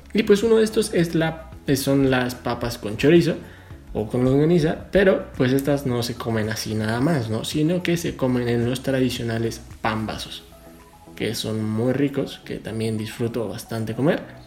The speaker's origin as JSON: {"language": "Spanish", "country": "Mexico"}